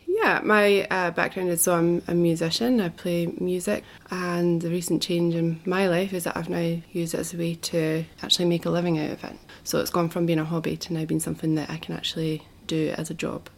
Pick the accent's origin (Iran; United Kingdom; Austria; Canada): United Kingdom; Scotland; moved away as an adult; also born or lived in Wanaka, New Zealand; now in Queenstown, New Zealand; I come originally from Scotland. I was brought up there and I lived there until I was 30.